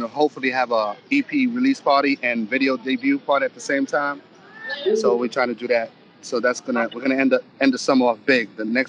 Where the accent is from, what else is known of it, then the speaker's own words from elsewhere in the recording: New York City, New York, United States; I come from the Bronx.